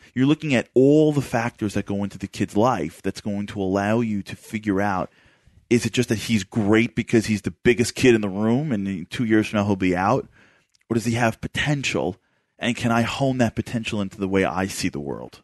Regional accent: New York City, New York, United States; moved away; I grew up in Brooklyn

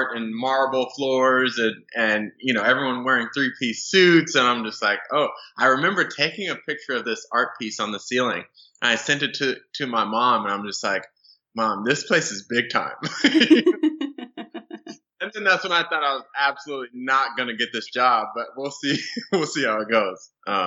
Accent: Southern California, United States; moved away as an adult; also born or lived in Las Vegas; I'm originally from Southern California

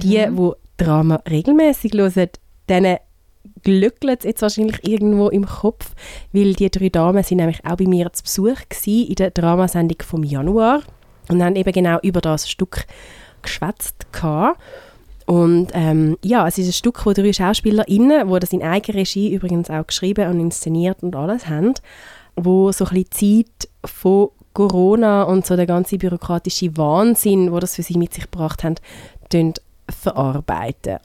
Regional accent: Switzerland; bei uns in der Schweiz

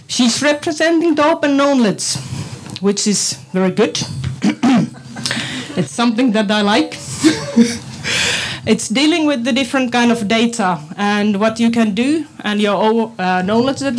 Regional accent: Finland; English is a second language; now in Estonia; I come from Finland, so that's why it's also in English. My Estonian is so bad at the moment, but it will improve.

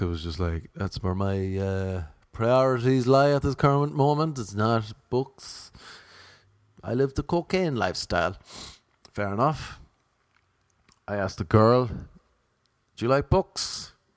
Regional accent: Ireland; I'm Irish. I'm not Irish American.

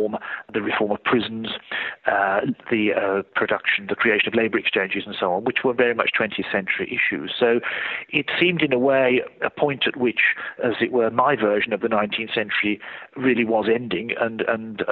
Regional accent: Birmingham, West Midlands, United Kingdom; moved away; the first decade of my life, I grew up in Birmingham

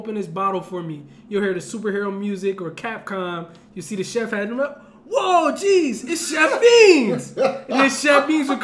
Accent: Camden, New Jersey, United States; I'm from Camden, New Jersey

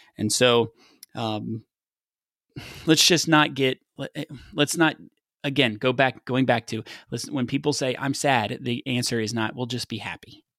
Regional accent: West Texas, United States; I grew up in West Texas playing football

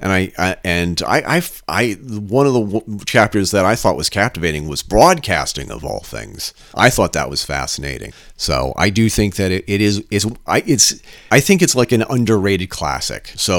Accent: Vermont, United States; when I was growing up in Vermont.

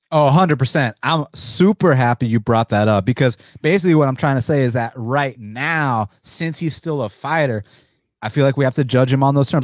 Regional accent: Atlanta, Georgia, United States; I'm from Atlanta, Georgia

